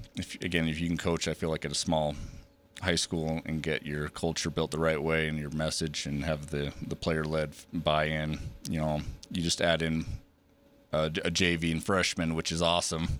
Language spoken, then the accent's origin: English; Preston, Idaho, United States; moved away as an adult; also born or lived in Big Piney, Wyoming; I grew up in Preston, so obviously just north, um, in Idaho.